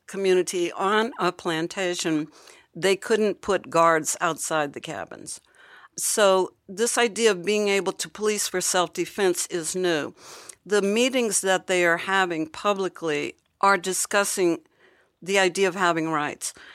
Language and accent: English; Hampton, Virginia, United States; my hometown in Virginia, Hampton